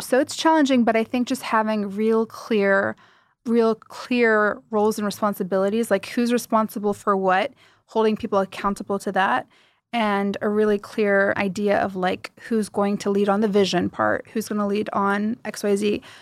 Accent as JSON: {"language": "English", "country": "United States", "tie": "born or raised there", "moved": "as an adult", "lives_now": "Dubai, United Arab Emirates", "said": "I grew up in the States, you know, my roots are Middle Eastern"}